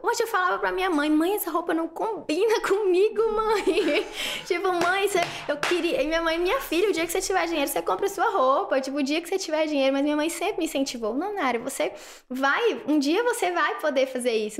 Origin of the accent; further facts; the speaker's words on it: interior of Bahia, Brazil; moved away as an adult; also born or lived in Recife / Brasília / Goiânia; morei a vida toda em Vanderlei, né? Nasci lá